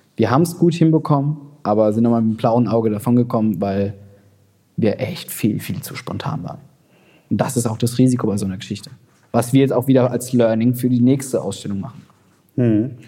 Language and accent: German; Berlin, Germany; als Berliner